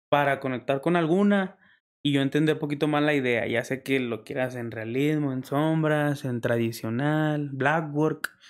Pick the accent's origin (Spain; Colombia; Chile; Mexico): Mexico; Lerdo, Durango; Lerdo Durango.